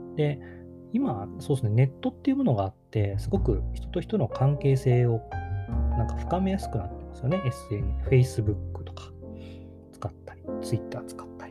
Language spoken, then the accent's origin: Japanese; Takamatsu, Kagawa, Japan; 高松式田町って僕の地元